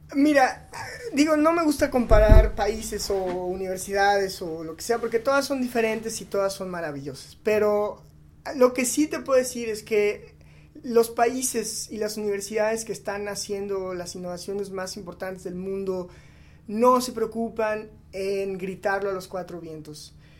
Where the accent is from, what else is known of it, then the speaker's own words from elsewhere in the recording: Mexico; somos mexicanos